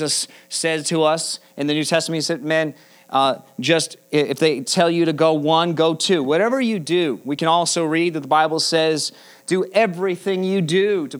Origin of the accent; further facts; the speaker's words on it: United States; American Christians